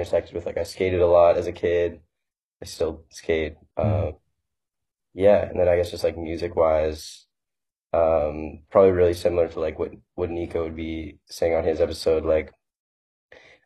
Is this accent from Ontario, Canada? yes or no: yes; St. Catharines, Ontario, Canada; moved away as an adult; now in Toronto, Canada; Originally I'm from St. Catharines. I've lived in Toronto for 2 years